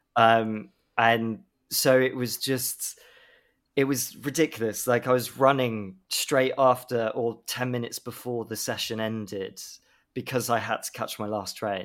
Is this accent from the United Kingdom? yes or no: yes; Swindon, South West England, United Kingdom; I grew up in Swindon